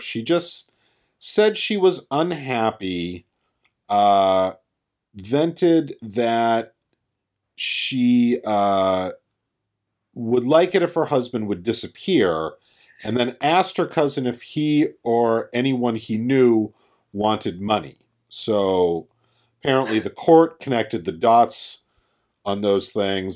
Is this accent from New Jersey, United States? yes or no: no; Massachusetts, United States; my home state of Massachusetts